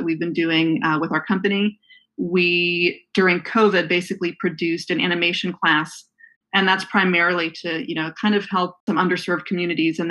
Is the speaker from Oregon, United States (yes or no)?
no; Youngstown, Ohio, United States; moved away as an adult; now in Pasadena, United States; I'm originally from Youngstown, Ohio. I grew up there. I currently live in the LA area